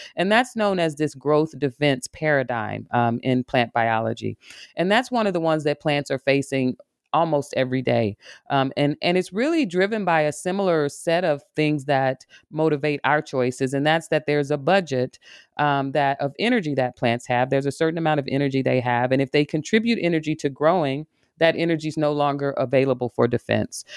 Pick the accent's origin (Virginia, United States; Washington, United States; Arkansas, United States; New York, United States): Arkansas, United States; now in Michigan, United States; I'm a, a woman from the South. I grew up in Arkansas, spending a lot of time in nature